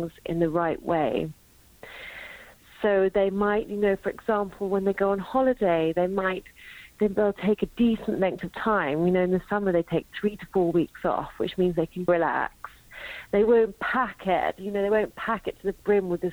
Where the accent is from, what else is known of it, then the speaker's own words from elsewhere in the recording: London, United Kingdom; now in Sweden; I'm from London, but I live in Sweden